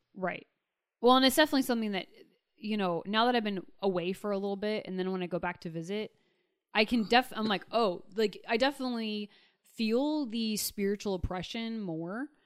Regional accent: Pierce County, Western Washington, United States; moved away; I'm from Western Washington, from you know, the Seattle area, and the Wiccan population there is actually very strong. The county that I grew up in at the time was the most unchurched county in all of the nation

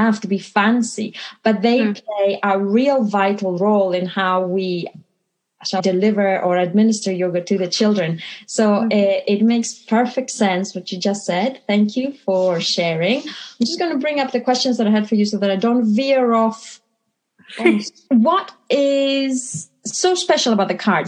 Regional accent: Greece; first language Greek; English is a second language; moved away as an adult; now in United Kingdom; I was very much thinking in Greek and speaking in English and favored Greek as my first language

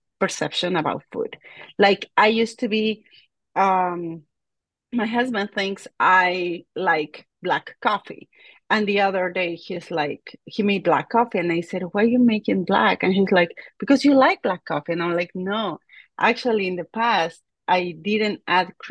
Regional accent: La Paz, Bolivia; moved away; I am from La Paz, Bolivia, and that's about 12,000 feet above the ocean.

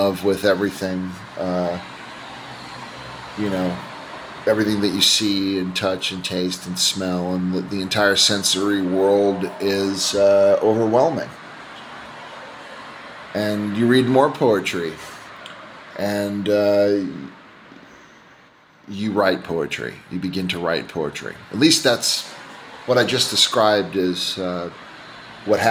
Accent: United States; moved away as an adult; now in Gaziantep, Turkey; I'm not Turkish. My wife and daughter are Turkish. I'm an American, and I came to this country 5 years ago

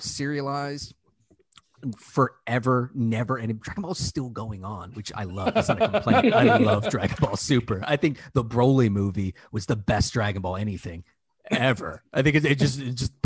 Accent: Richmond, Virginia, United States; moved away as an adult; also born or lived in New York; I grew up in Richmond

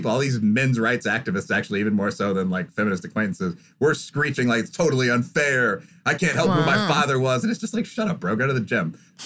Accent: Midwest, United States; I'm from the Midwest, so I actually have some background knowledge of farming

